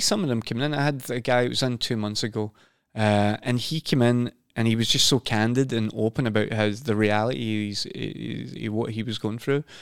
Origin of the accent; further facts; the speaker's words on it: Scotland, United Kingdom; also born or lived in London / Sweden / Norway; now in Oslo, Norway; I'm from Scotland as well